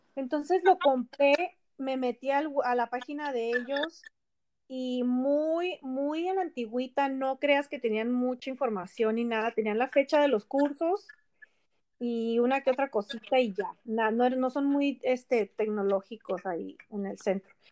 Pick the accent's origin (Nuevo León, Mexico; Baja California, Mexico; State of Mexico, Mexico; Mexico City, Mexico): Baja California, Mexico; Ensenada; now in Chula Vista, United States; yo soy de Ensenada, originaria, y mi esposo también, y vivimos aquí en Chulavista